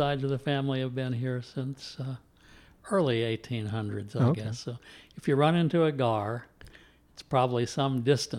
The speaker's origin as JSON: {"language": "English", "town": "Louisville", "region": "Kentucky", "country": "United States", "tie": "born or raised there", "said": "I am originally from Louisville. Mm-hmm. Grew up here. Grew up mostly in the Highlands. Uh-huh. And born at the dawn of the baby boom."}